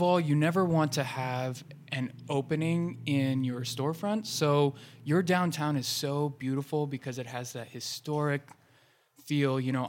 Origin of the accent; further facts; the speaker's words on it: Ohio, United States; I think I came here from Central Ohio because I loved the community here.